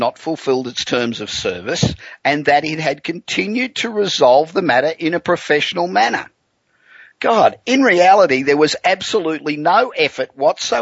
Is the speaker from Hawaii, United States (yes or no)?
no; Los Angeles, California, United States; we're coming to you from my hometown of Los Angeles